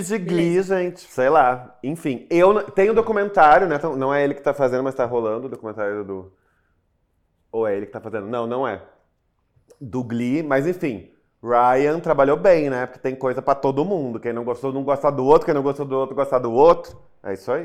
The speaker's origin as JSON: {"language": "Portuguese", "town": "Porto Alegre", "region": "Rio Grande do Sul", "country": "Brazil", "tie": "born or raised there", "said": "Em Porto Alegre, não tenho o que dizer, minha cidade natal"}